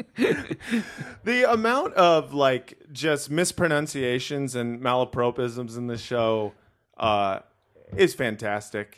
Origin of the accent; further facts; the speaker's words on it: Los Angeles, California, United States; I grew up in Los Angeles.